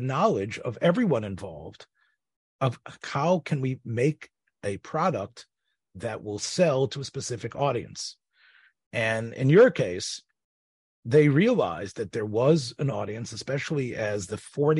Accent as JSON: {"language": "English", "town": "Memphis", "region": "Tennessee", "country": "United States", "tie": "born or raised there", "said": "when I was a kid growing up in Memphis"}